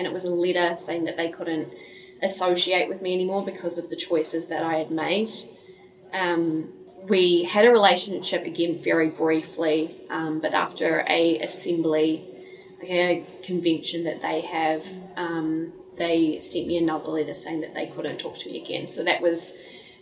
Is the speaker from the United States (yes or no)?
no; New Zealand; I'm 27. I grew up in Te Aumaru.